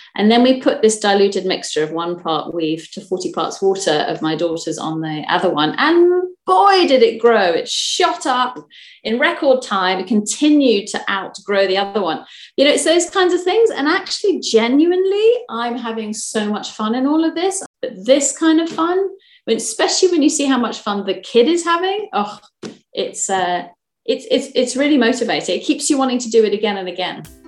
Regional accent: Kent, South East England, United Kingdom; now in Fife, United Kingdom; I'm from Kent originally

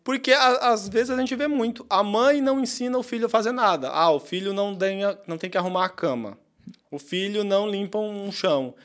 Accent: Pernambuco, Brazil; E eu sou pernambucano e cresci realmente nesse sistema aí que você falou. Em Pernambuco, onde eu cresci

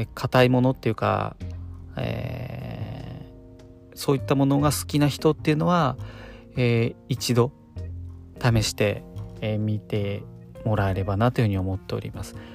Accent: Kanto, Japan; 関東の僕

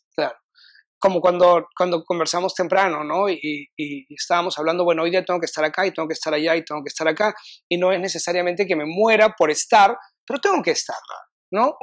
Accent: Lima, Peru; moved away as an adult; now in Austin, United States; Cuando yo vine a Austin, eh, vine un poquito por porque salí corriendo de Perú por temas personales

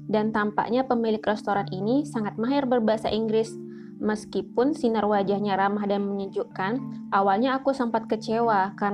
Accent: Jakarta, Indonesia; Dan sebagai orang Jakarta yang terbiasa menelan kemacetan, aku jadi parno sendiri.

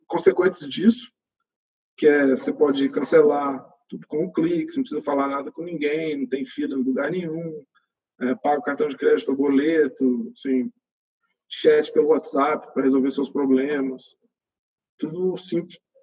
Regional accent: Belo Horizonte, Minas Gerais, Brazil; Eu sou de Belo Horizonte

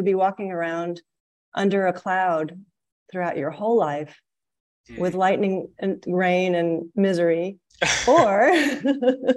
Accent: Missouri, United States; moved away as an adult; now in Malaysia; I am a member of the Midwestern region, because I'm from Missouri.

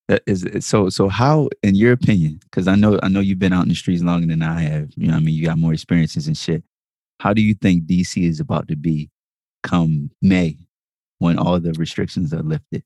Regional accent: Jamaica; I'm Jamaican.

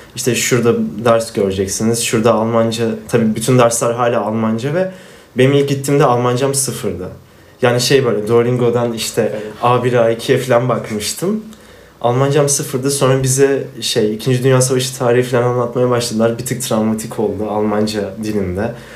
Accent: Afyonkarahisar, Turkey; Ben Afyonluyum

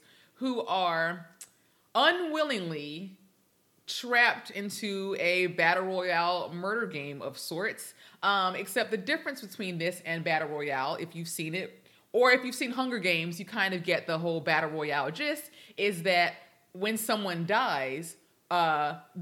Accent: United States; we're American.

